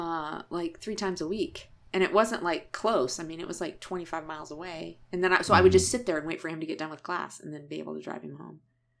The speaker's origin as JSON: {"language": "English", "region": "California", "country": "United States", "moved": "yes", "said": "Because I'm from California."}